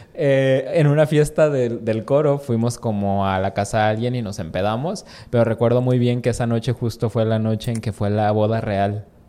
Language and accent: Spanish; Mexico; como mexicano